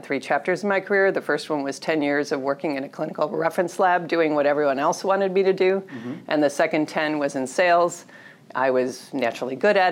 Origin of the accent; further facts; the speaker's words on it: Detroit, Michigan, United States; I was born in Detroit to working class parents